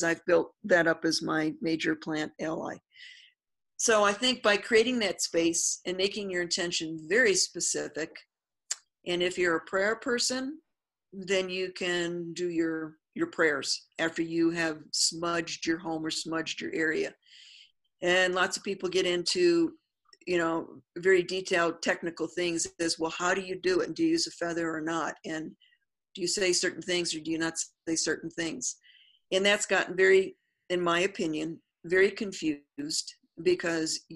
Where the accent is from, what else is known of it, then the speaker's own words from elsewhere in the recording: New Mexico, United States; I'm from New Mexico, so I want to use my indigenous plant, which is the Artemisia that is out here